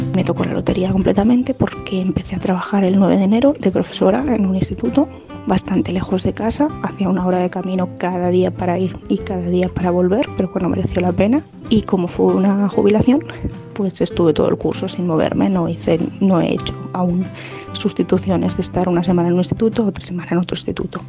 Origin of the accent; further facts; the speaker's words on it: Tomelloso, Castilla-La Mancha, Spain; moved away as an adult; also born or lived in Madrid; trabajaba en la radio y en la tele de, de mi pueblo, en Radio Surco y Televisión La Mancha en Tomelloso